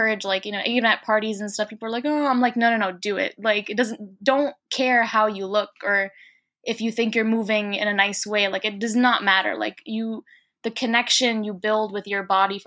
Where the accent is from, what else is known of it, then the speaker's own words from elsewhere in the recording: New York City, New York, United States; growing up in New York City post 9/11, as an Arab is complicated.